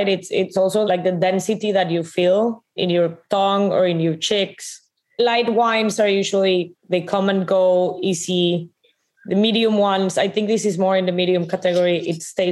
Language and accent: English; Monterrey, Nuevo León, Mexico; I'm from Monterrey, right? Monterrey is very, very